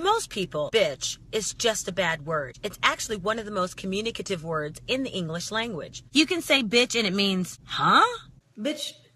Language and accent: English; Kansas, United States; first language Spanish; English is a second language; moved away as an adult; now in California, United States; I'm from the Midwest, Kansas specifically. And I moved to California not that long ago